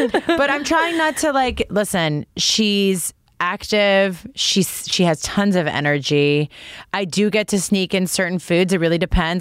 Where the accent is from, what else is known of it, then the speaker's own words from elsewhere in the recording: Toronto, Ontario, Canada; I grew up in Toronto